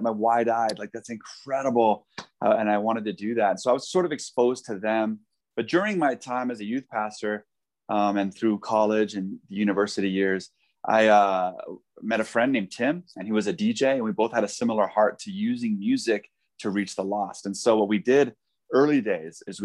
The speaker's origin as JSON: {"language": "English", "town": "Denver", "region": "Colorado", "country": "United States", "tie": "born or raised there", "also_born_or_lived": "South Africa", "said": "I ended up serving here in my Jerusalem, you know, my hometown, you know, yeah. Denver"}